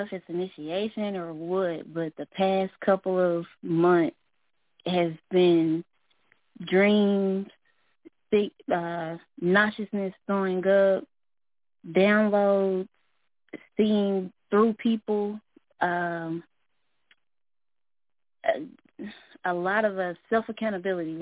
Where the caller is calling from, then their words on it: Little Rock, Arkansas, United States; I'm calling from Little Rock, Arkansas